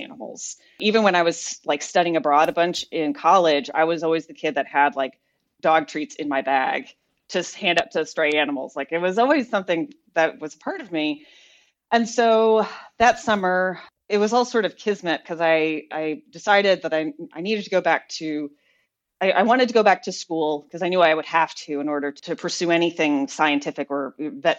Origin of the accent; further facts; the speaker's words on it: Jackson, Mississippi, United States; I graduated from a small liberal arts college in my hometown called Millsaps, and that's in Jackson, Mississippi.